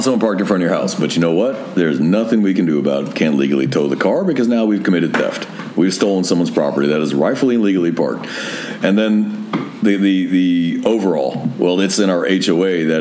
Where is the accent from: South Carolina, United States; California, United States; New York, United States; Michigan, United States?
California, United States; Northern; I grew up in Northern California where in old neighborhoods where the streets were actually so wide